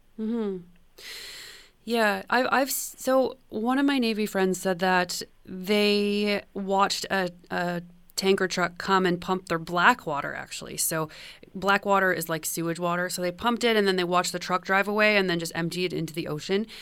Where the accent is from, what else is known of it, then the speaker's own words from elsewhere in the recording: Canada; as a Canadian